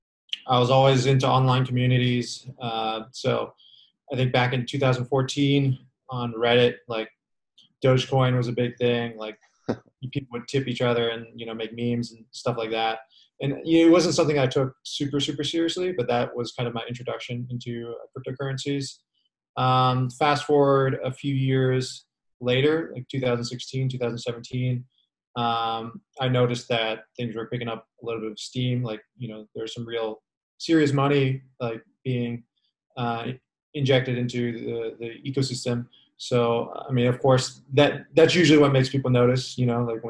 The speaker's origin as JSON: {"language": "English", "town": "San Francisco", "region": "California", "country": "United States", "said": "I'm from San Francisco and I was living in San Francisco during this time"}